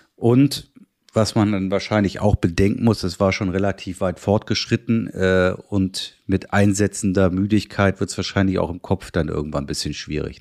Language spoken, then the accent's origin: German; Germany; bei uns in Deutschland